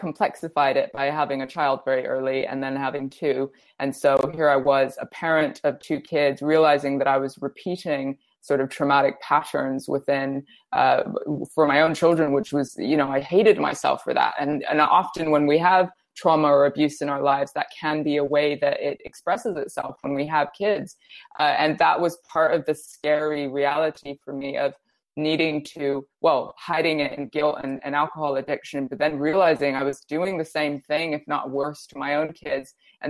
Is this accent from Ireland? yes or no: no; India; also born or lived in Brazil; I grew up in India and Brazil, and I spent time in Russia and Kenya and all over Europe.